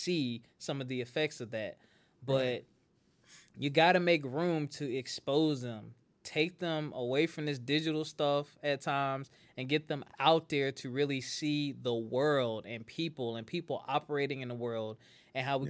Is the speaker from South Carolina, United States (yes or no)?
yes; Spartanburg, South Carolina, United States; I didn't even grow up in Charleston. I grew up in Spartanburg